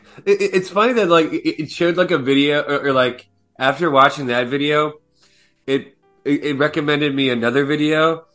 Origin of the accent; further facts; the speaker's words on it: United States; being American